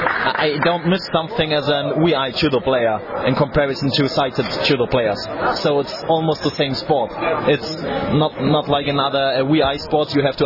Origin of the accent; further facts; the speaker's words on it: Germany; English is a second language